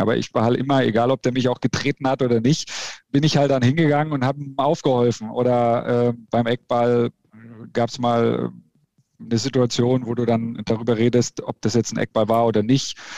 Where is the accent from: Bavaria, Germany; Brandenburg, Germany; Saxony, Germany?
Bavaria, Germany; Bamberg; moved away as an adult; also born or lived in Lichtenfels; now in Leverkusen, Germany; ich bin in Bamberg aufgewachsen